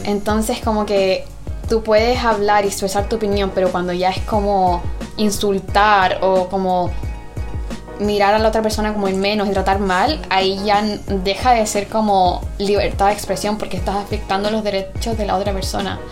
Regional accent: Chile; also born or lived in England; now in United Kingdom; yo me crié en Chile

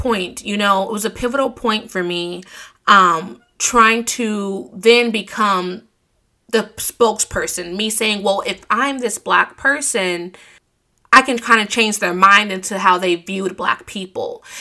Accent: United States; growing up in America

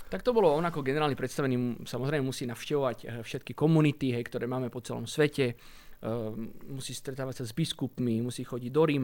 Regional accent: Italy; born there; Asi to súvisí s tým, alebo určite to súvisí s tým, že sme sa narodili v Taliansku.

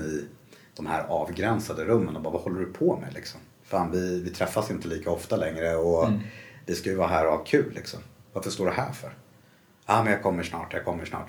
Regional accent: Stockholm, Stockholm County, Sweden; Jag är uppvuxen eh, i Bromma.

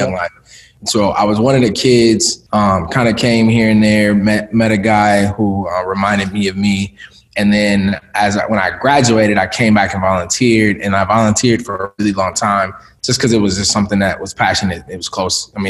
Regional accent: Minneapolis, Minnesota, United States; also born or lived in Jackson, Mississippi; I was born in Jackson, Mississippi. Okay. But my mother moved up here, up to Minneapolis when I was a baby. Like I legit don't remember. All my memories of growing up are in Minneapolis.

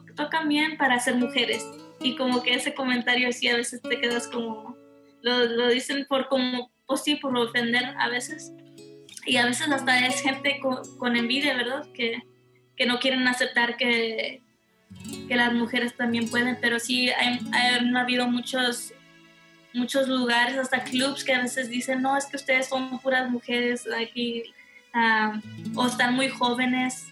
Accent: Houston, Texas, United States; Soy de aquí de Houston, Texas

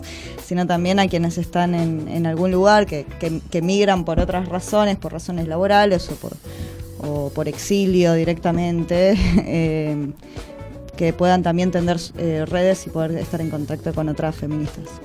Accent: Buenos Aires, Argentina; yo soy de acá, de Capital Federal.

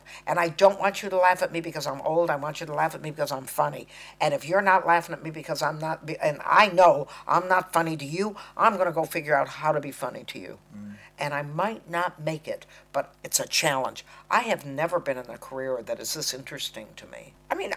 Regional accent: United States; accent: American; I'm talking American

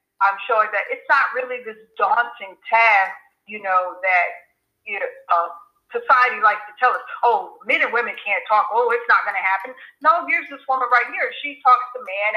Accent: North Carolina, United States; I'm from North Carolina, that's where I was born, so I have a southern background

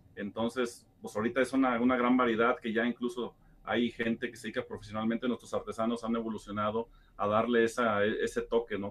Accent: Mexico; todos como mexicanos

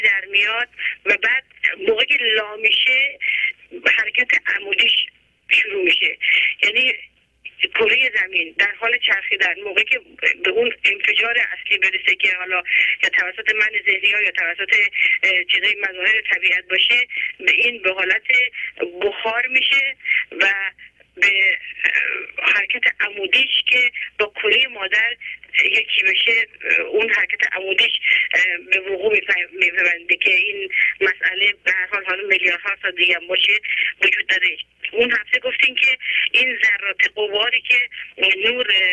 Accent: Iran; ما که ایرانی هستیم

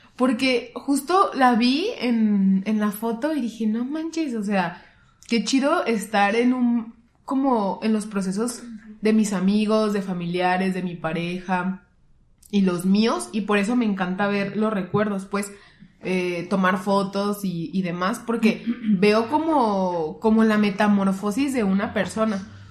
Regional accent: Guadalajara, Jalisco, Mexico; nosotros somos tapatías

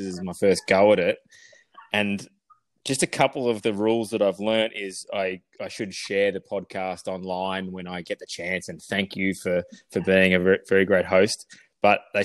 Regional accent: Melbourne, Victoria, Australia; Born and bred in Melbourne out of Narre Warren.

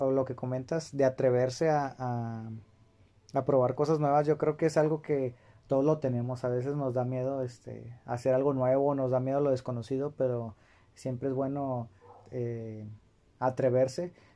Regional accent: Monterrey, Nuevo León, Mexico; somos de aquí de Monterrey. A lo mejor porque nos gusta mucho presumir que somos de aquí de, Nuevo León o de Monterrey

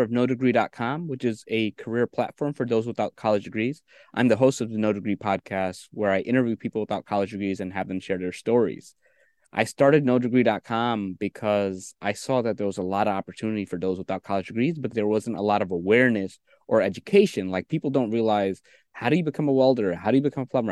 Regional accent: New York City, New York, United States; also born or lived in Bangladesh; I came to New York City when I was three, and I grew up with school, school, school.

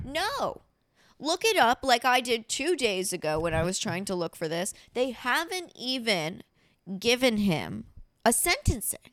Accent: near Miami, Florida, United States; moved away; also born or lived in New York; My parents, if I was born ninety-six, my parents moved down to, and it's not Miami, it's like Juville about twenty minutes away

